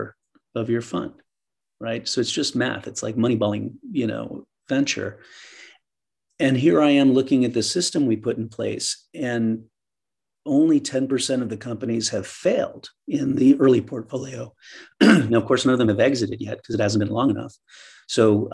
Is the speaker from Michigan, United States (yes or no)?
no; New York, United States; moved away as an adult; also born or lived in East Coast; now in San Francisco, United States; I was born in New York, raised on the East Coast, went to school on the East Coast